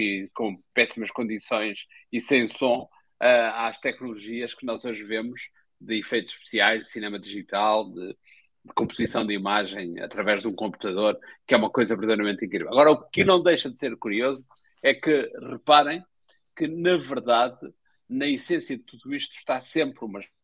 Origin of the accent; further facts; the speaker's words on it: Espinho, Aveiro District, Portugal; eu sou do Espinho